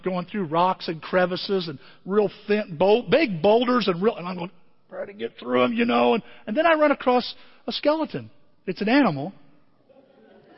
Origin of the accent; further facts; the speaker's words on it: Southern Illinois, United States; I'm from Southern Illinois